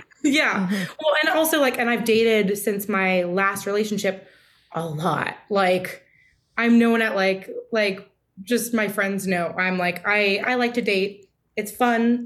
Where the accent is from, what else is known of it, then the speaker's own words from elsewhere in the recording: California, United States; moved away; We're both from California